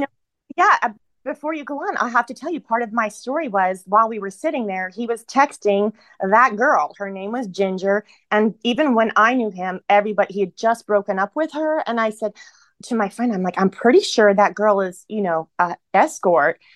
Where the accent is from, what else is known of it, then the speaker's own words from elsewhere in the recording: Ohio, United States; moved away as an adult; also born or lived in San Francisco / Los Angeles; back where I live now in Ohio. I went back to my hometown and I'm living here now